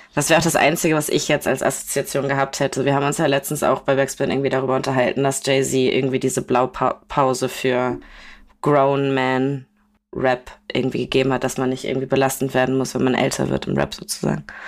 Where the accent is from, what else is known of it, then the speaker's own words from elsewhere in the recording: Kiel, Schleswig-Holstein, Germany; bei uns in Kiel